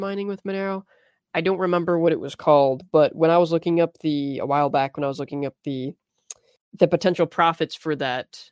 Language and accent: English; United States; I'm American